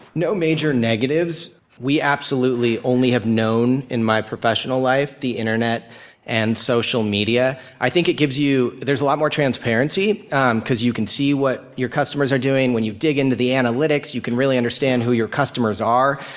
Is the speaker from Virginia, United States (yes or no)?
no; Laguna Beach, California, United States; I'm from Laguna Beach, California